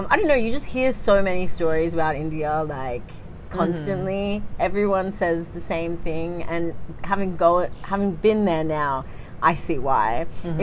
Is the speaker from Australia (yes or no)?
yes; Melbourne, Victoria, Australia; moved away as an adult; I'm originally from Melbourne, Australia